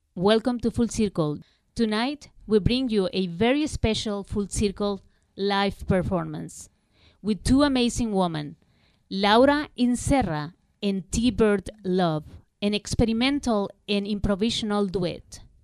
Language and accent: English; Ecuador; moved away; Ecuador, where I grew up, is a Catholic country